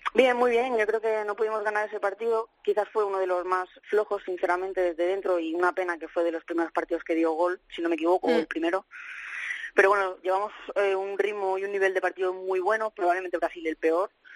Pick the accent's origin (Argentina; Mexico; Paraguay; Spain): Spain; also born or lived in England; jugadora española